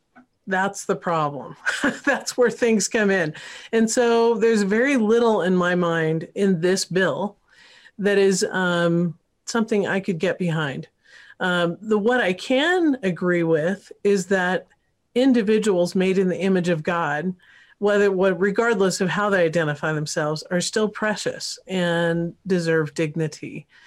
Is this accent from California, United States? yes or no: yes; California, United States; I grew up partly in California, so Northern Cal.